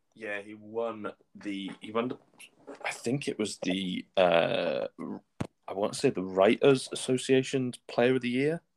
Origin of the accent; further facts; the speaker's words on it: Shrewsbury, West Midlands, United Kingdom; moved away as an adult; now in Scotland; I'm a Shrewsbury Town fan as well, my hometown club